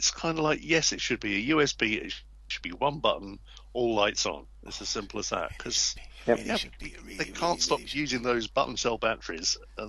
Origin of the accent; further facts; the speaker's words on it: United Kingdom; I'm British